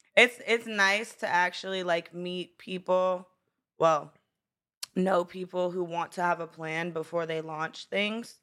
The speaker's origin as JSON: {"language": "English", "town": "Brownsville", "region": "Pennsylvania", "country": "United States", "tie": "born or raised there", "also_born_or_lived": "Florida", "moved": "yes"}